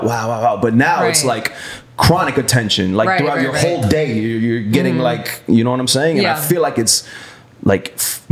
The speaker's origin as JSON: {"language": "English", "region": "South Florida", "country": "United States", "tie": "born or raised there", "said": "I grew up in South Florida"}